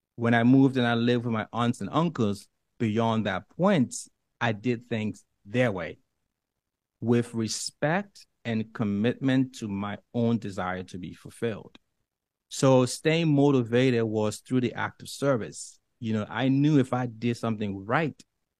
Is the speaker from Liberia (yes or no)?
yes; Liberia; English is a second language; moved away; I'm from Africa. I was born in the darkest of places, and it doesn't get more poverty than where I come from in Liberia